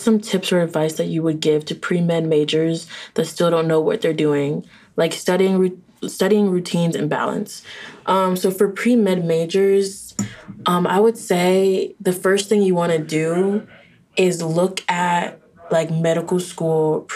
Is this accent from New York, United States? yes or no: no; Orlando, Florida, United States; moved away as an adult; I wanted to leave from Orlando